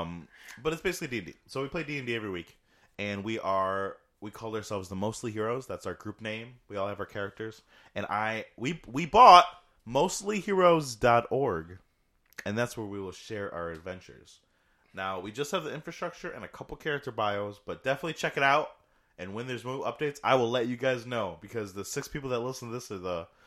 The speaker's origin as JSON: {"language": "English", "town": "Dunkirk", "region": "New York", "country": "United States", "tie": "born or raised there", "moved": "yes"}